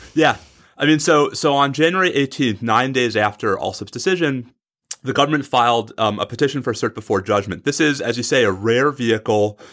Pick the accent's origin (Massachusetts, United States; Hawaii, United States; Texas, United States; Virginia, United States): Texas, United States; in my home state of Texas.